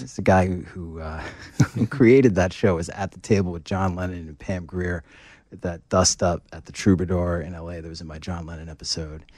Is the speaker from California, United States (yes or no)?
no; Boston, Massachusetts, United States; I'm from Boston